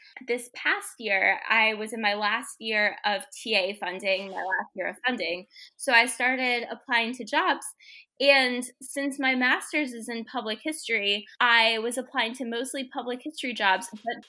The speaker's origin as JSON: {"language": "English", "region": "Rhode Island", "country": "United States", "tie": "born or raised there", "also_born_or_lived": "Washington, D.C.", "moved": "as an adult", "said": "my home state of Rhode Island has an official drink called coffee milk"}